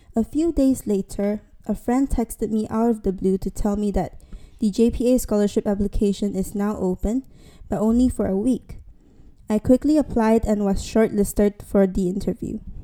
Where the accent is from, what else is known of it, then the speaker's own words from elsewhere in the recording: Miri, Sarawak, Malaysia; moved away as an adult; now in London, United Kingdom; I was back in Miri, my hometown